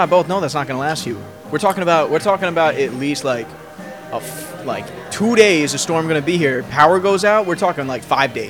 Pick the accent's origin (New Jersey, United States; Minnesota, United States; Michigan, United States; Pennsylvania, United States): New Jersey, United States; now in Florida, United States; I'm from New Jersey.